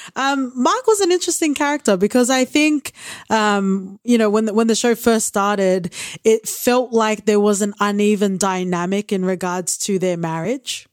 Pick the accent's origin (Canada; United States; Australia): Australia; I am Australian born, but I am Tongan